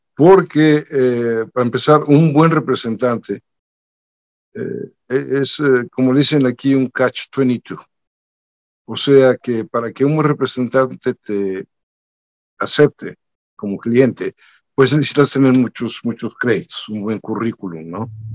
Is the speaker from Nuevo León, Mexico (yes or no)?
yes; Monterrey, Nuevo León, Mexico; also born or lived in Mexico City; yo soy de Monterrey. Bueno, nací en la Ciudad de México, pero a los cuatro años me fui a Monterrey, digo, nos fuimos a Monterrey y realmente me considero regimontano, obviamente, ahí creí